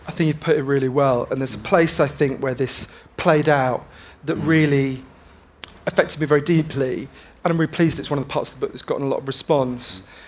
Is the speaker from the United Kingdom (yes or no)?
yes; London, United Kingdom; also born or lived in Glasgow; when they were about one, they, they moved to, to London.